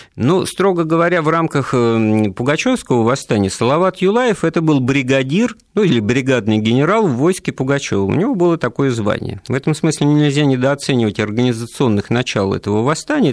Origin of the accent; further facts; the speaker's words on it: Ufa, Bashkortostan, Russia; я сам родом из Уфы, из Башкирии